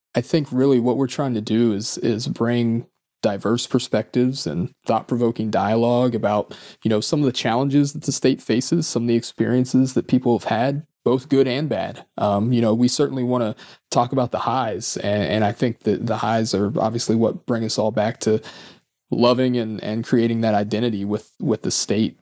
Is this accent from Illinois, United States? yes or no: no; Mason County, West Virginia, United States; moved away as an adult; also born or lived in Washington, D.C.; now in Northern Virginia, United States; growing up in Mason County